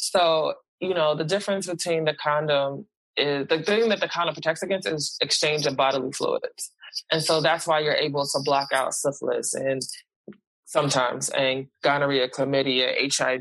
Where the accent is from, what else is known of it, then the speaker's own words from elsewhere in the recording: Philadelphia, Pennsylvania, United States; the community that I was raised in Philly